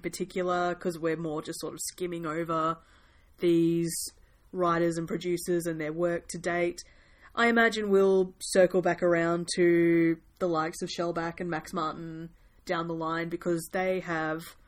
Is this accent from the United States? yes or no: no; New Zealand; me and my fellow Kiwis